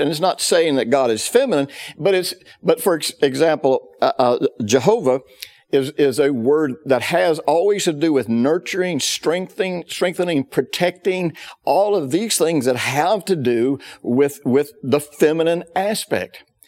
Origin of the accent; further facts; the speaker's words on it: the South, United States; I grew up in the South in the fifties